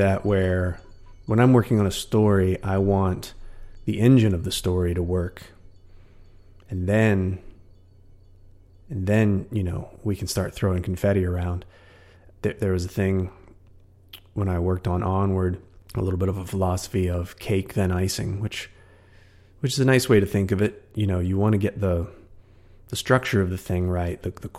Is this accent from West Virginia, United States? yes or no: yes; West Virginia, United States; moved away as an adult; now in San Francisco, United States; my hometown back in West Virginia